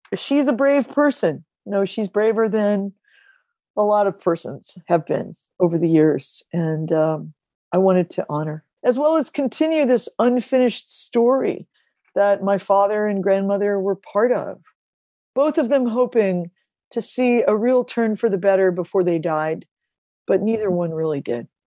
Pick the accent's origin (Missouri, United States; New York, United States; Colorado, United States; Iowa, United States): Missouri, United States; Ferguson; I grew up in Ferguson, Missouri